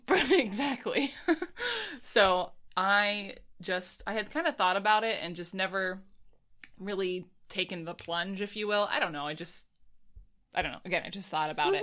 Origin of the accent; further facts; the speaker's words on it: United States; I'm an American